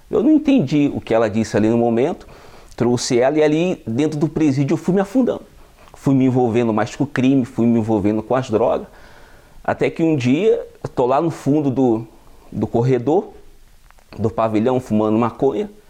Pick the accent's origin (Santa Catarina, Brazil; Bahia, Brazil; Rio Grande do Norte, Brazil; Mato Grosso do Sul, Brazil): Mato Grosso do Sul, Brazil; Campo Grande; eu tenho 29 anos, eu sou natural do estado de Mato Grosso do Sul, venho de uma família onde não tive muitas condições financeiras, morava na periferia do, da capital de Campo Grande, Mato Grosso do Sul